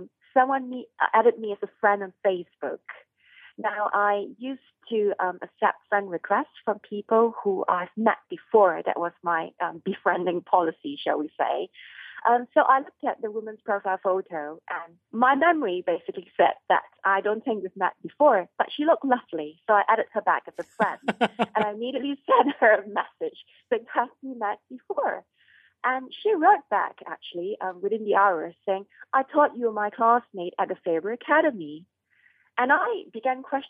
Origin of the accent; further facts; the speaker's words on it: Kuala Lumpur, Malaysia; I was growing up in Kuala Lumpur